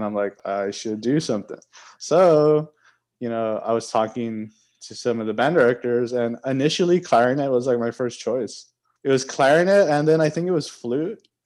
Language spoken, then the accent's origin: English; Laredo, Texas, United States; moved away as an adult; now in Austin, United States; Originally, I'm from Laredo, Texas, and I've lived there my whole life up until this point